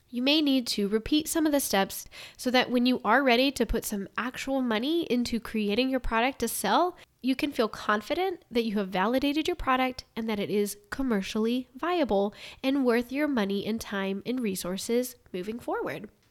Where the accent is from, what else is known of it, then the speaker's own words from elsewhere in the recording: Ohio, United States; I'm from Ohio